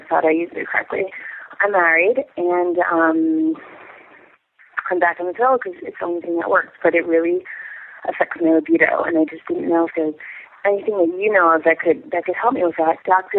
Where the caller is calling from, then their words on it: Israel; Hi, I'm actually calling from Israel.